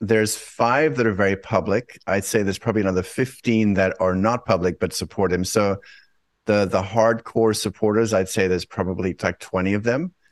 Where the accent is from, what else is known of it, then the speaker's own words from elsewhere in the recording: South Africa; moved away; I'm originally from South Africa